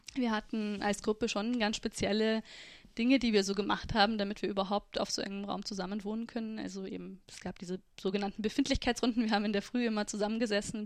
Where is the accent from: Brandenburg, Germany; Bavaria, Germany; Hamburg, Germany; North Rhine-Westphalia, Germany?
Bavaria, Germany; Freising; also born or lived in Südburgenland; now in Austria; Ich bin in Freising aufgewachsen